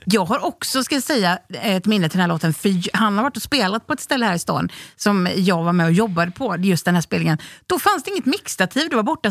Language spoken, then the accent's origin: Swedish; Onsala, Halland County, Sweden; vi kom från Onsala som är ett litet ställe utanför Göteborg